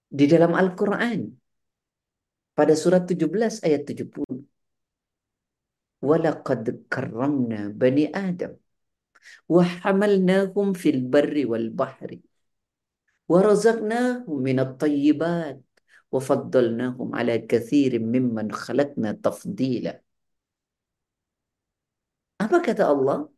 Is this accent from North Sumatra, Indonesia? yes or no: no; West Java, Indonesia; Sunda Jawa besar di Jawa Barat, Ustaz.